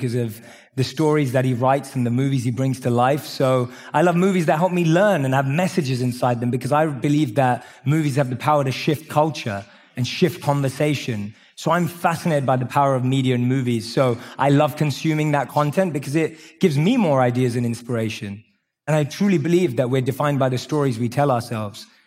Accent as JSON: {"language": "English", "region": "London", "country": "United Kingdom", "tie": "born or raised there", "said": "I grew up in London."}